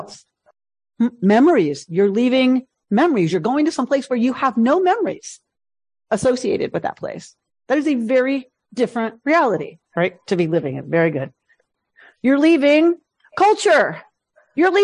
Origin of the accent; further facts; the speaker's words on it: New York, United States; also born or lived in Philadelphia; I was born in Philadelphia, I was adopted at 5 days and taken to my parents' home in New York.